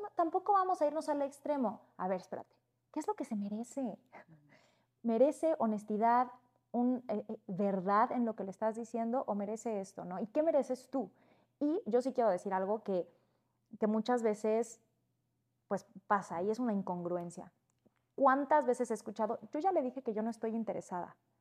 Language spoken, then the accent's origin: Spanish; Cancún, Quintana Roo, Mexico; Yo crecí en Cancún.